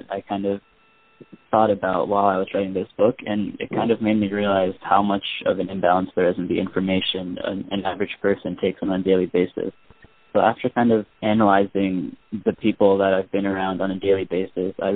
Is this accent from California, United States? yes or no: no; Pennsylvania, United States; also born or lived in Ithaca, New York; I grew up in Pennsylvania